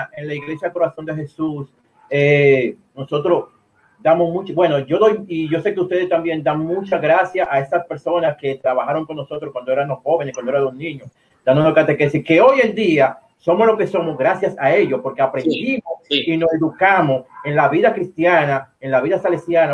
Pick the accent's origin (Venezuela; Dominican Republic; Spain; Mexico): Dominican Republic; nosotros los dominicanos